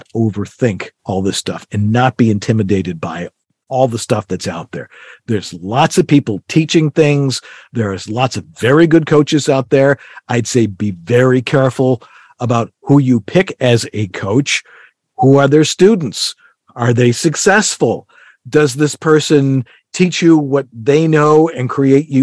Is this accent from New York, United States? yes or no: yes; Buffalo, New York, United States; I'm from Buffalo